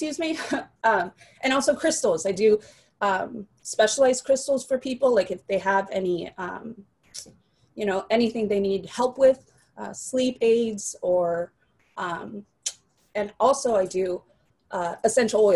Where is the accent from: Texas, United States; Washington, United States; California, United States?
California, United States; San Francisco; also born or lived in Mexico / Modesto, California; I was born in Mexico, grew up in San Francisco, but then moved to Modesto